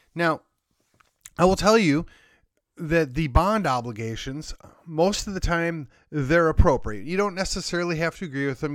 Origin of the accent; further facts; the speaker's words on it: Milwaukee, Wisconsin, United States; now in McKinney, United States; I grew up just outside of Milwaukee